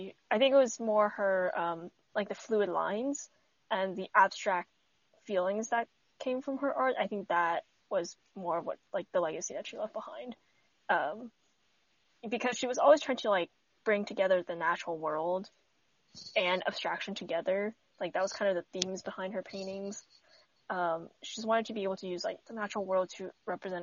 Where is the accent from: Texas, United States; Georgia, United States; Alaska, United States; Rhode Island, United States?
Texas, United States; as a Texan